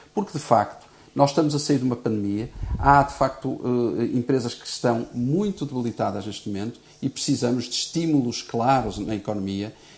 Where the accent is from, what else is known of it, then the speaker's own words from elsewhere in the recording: Portugal; enquanto português